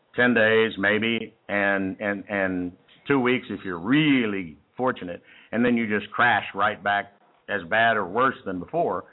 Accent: Texas, United States; accent: Texas; people always tell me they love my Texas accent

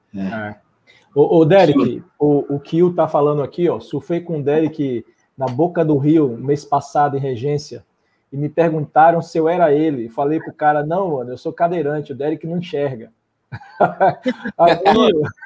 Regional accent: southern Bahia, Brazil; now in Salvador, Brazil; moro em Salvador, mas eu sou do sul da Bahia

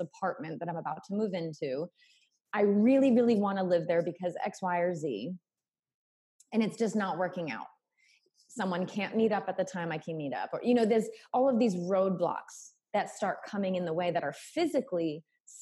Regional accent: New England, United States; moved away as an adult; also born or lived in South Carolina / Costa Rica; choosing to leave my home state in New England and moving to South Carolina when I had to put myself through college financially

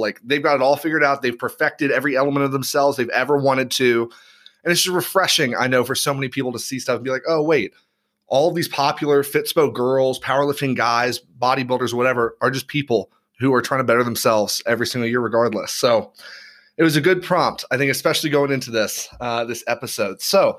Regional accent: Knoxville, Tennessee, United States; born there; also born or lived in overseas; But like, I mean, I grew up overseas. I was born on the East Coast of the U.S. Like I'd never experienced snow. Like I was born in Knoxville, Tennessee.

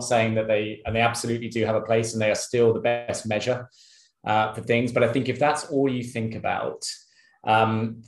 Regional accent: United Kingdom; moved away as an adult; also born or lived in Sydney, Australia; now in Singapore; I'm British

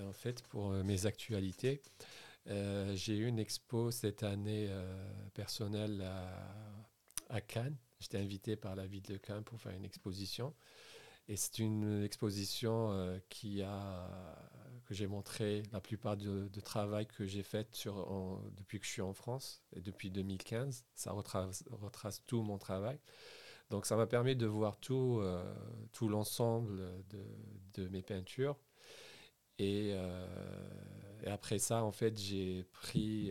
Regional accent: Sidi Bel Abbès, Sidi Bel Abbès Province, Algeria; moved away as an adult; also born or lived in Sfisef / Bourges / Paris; Je suis algérien. J'ai grandi en Algérie à Sidi Belabès

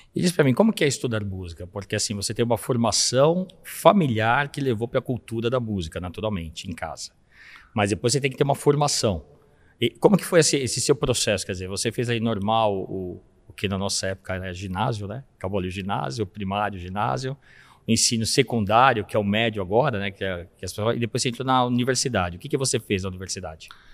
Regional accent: São Paulo, Brazil; Somos da Zona Leste

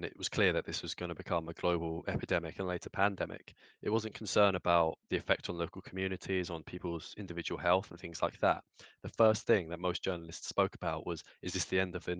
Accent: Kent, South East England, United Kingdom; I'm from Kent

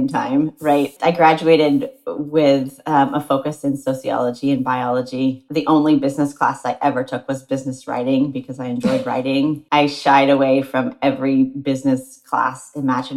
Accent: near St. Louis, Missouri, small town in Illinois, United States; I grew up in the Midwest, just outside St. Louis, Missouri, and across the river in Illinois

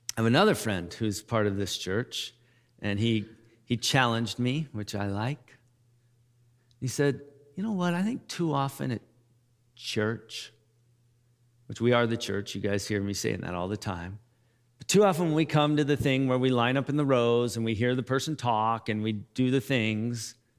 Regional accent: United States; we're American

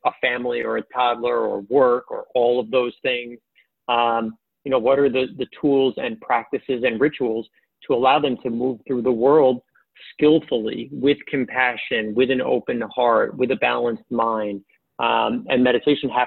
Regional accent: New York City, New York, United States; I grew up in Queens

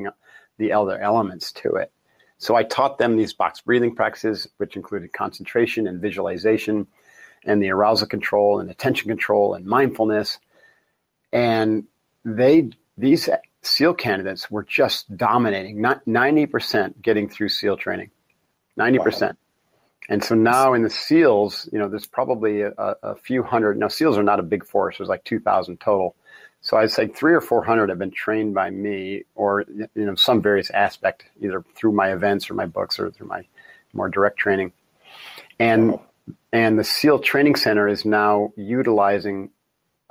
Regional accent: Encinitas, California, United States; Encinitas, California, which is my hometown

